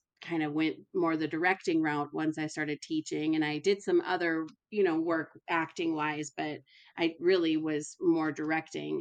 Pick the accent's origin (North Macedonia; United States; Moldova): United States; Minnesota; moved away as an adult; also born or lived in Alabama; now in Lawrence, United States; I'm originally from Minnesota, and I moved to the South to go to school